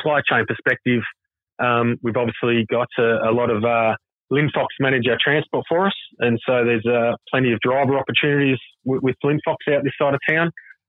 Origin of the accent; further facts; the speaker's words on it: Croydon, Victoria, Australia; also born or lived in Brunswick / Wyndham Green / Manor Lakes; now in Point Cook, Australia; I grew up out in Croydon and then lived in Brunswick for a little while. And then, moved out into Wyndham Green, then Manor Lakes, and now in Point Cook.